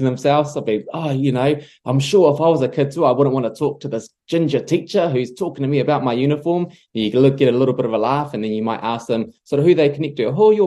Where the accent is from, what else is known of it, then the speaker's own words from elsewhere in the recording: Patea, Taranaki, New Zealand; we were born and raised in Patea.